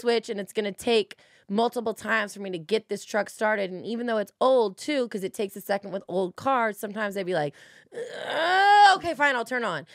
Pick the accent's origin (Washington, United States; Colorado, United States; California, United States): California, United States; Los Angeles; I'm from California, I'm from L